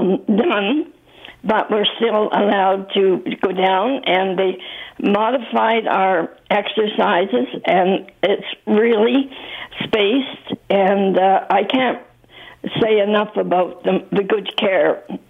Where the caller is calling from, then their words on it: Mississauga, Ontario, Canada; It's I'm calling from Viva, Mississauga, and I feel extremely fortunate to be here.